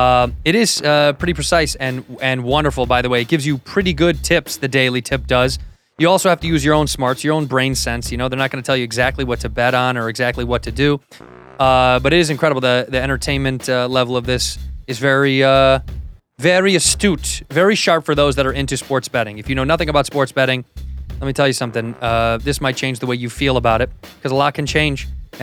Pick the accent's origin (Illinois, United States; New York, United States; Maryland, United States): Illinois, United States; Chicago; now in Los Angeles, United States; No, I'm from Chicago.